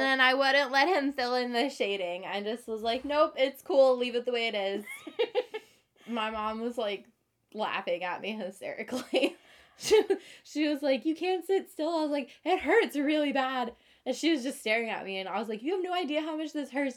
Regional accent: Midwest, United States; very Midwest to me because that's where I grew up

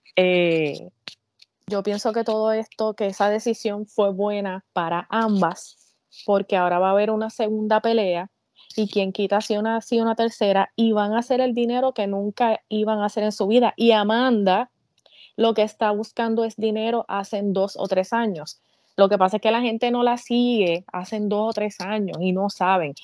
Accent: Puerto Rico; yo soy esa puertorriqueña

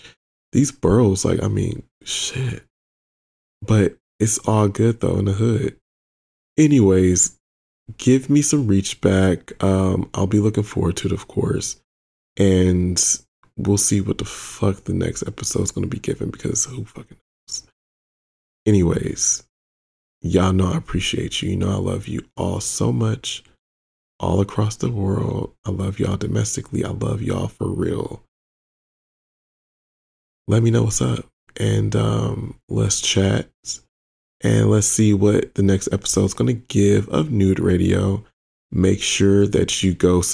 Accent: Detroit, Michigan, United States; I'm from Detroit

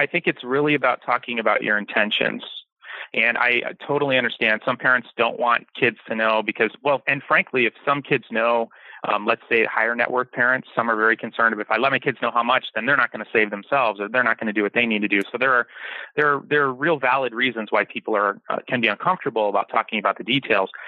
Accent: Detroit, Michigan, United States; now in Kauai, United States; I grew up in Detroit

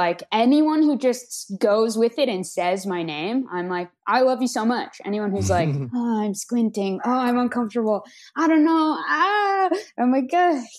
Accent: Los Angeles, California, United States; I am from Los Angeles, so I cannot sleep without all the traffic noise and the honking and all that. I grew up with it.

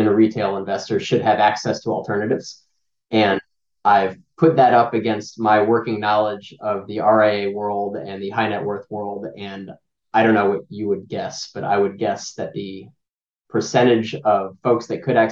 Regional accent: Miami, Florida, United States; moved away as an adult; also born or lived in Manhattan, New York; now in Weston, United States; I am from Miami originally

